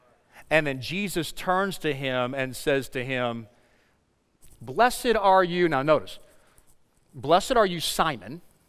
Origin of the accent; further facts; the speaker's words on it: Texas, United States; I'm from Texas.